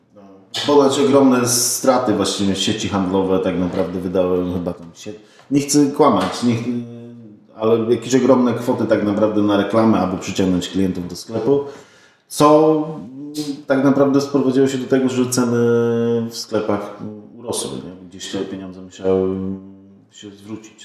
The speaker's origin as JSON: {"language": "Polish", "town": "Poznań", "region": "Greater Poland", "country": "Poland", "said": "pochodzę z Poznania."}